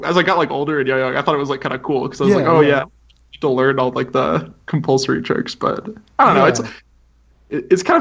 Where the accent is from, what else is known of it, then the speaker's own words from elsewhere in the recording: Fort Collins, Colorado, United States; I grew up in Fort Collins, Colorado.